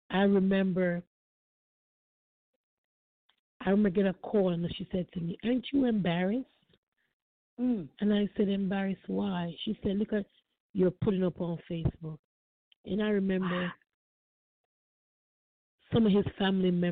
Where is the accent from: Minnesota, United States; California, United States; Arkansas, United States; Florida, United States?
Florida, United States; I'm from Florida